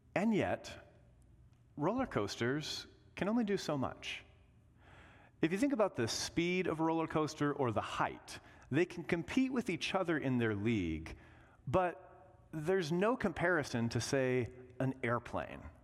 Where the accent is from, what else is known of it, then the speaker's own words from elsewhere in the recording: Indiana, United States; growing up in Indiana, we always went to Six Flags Great America